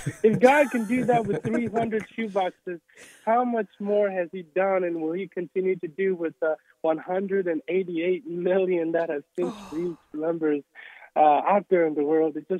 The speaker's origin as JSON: {"language": "English", "country": "Togo", "tie": "born or raised there", "moved": "yes", "said": "when we grew up in Togo, Togo is known for a lot of the people in our village specifically were witch doctors"}